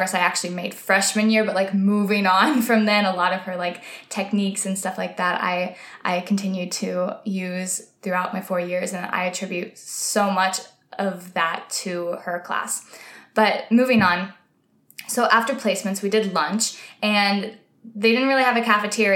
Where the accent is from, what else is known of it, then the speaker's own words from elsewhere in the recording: White Oak, Texas, United States; moved away as an adult; now in New York, United States; I'm from White Oak.